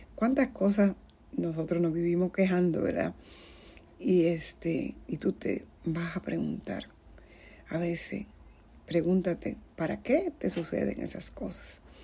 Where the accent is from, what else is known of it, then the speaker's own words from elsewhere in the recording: Dominican Republic; en mi tierra, que soy de la República Dominicana